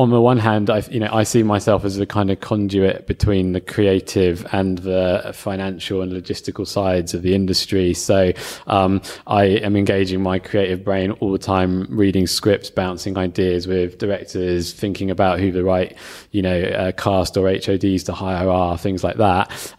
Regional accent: London, United Kingdom; also born or lived in Newcastle; I'm from London.

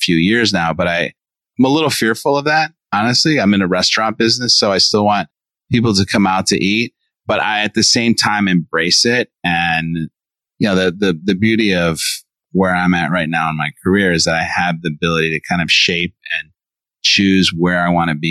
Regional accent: Chicago, Illinois, United States; moved away; I grew up in Chicago, born and raised

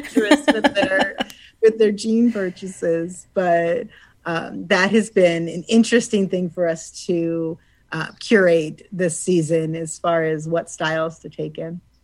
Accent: Suffield, Ohio, United States; I grew up in Suffield, and my parents grew up in like Randolph Atwater area, so Portage County, but really just over the line to Hartville.

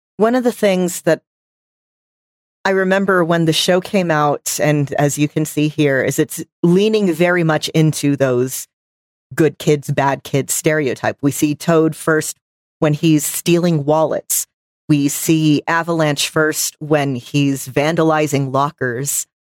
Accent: Texas, United States; I'm from Texas where football is life

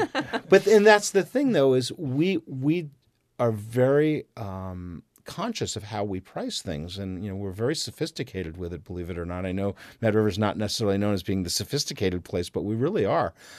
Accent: New Jersey, United States; now in Vermont, United States; I grew up in New Jersey

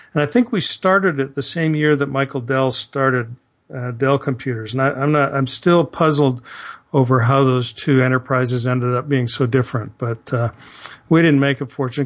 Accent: southern Ontario, Canada; moved away as an adult; now in Houston, United States; living in my little insulated southern Ontario place

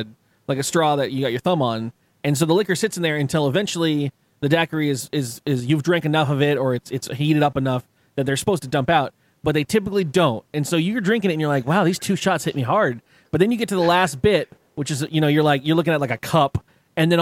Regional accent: San Diego, California, United States; I'm from San Diego, it's California

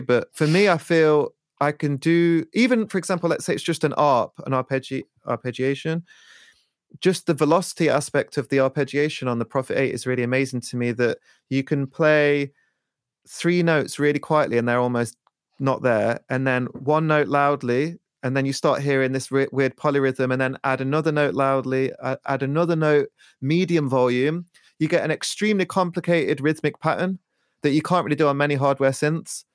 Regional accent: Leicester, East Midlands, United Kingdom; also born or lived in Peckham, London; now in London, United Kingdom; I'm originally from Leicester

